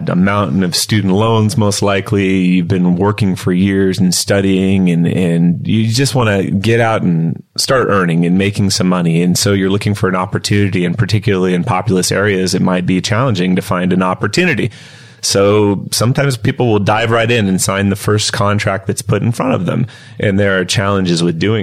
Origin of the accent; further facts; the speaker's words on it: Kansas City, Missouri, United States; moved away as an adult; now in Southern California, United States; I'm originally from the Kansas area. Grew up in Kansas City.